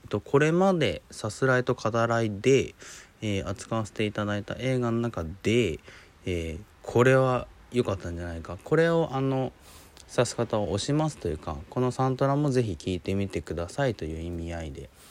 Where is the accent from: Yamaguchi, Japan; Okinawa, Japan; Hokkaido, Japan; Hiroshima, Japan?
Hiroshima, Japan; moved away; also born or lived in Tokyo; 東京にね、いたんだけど、実家広島に戻って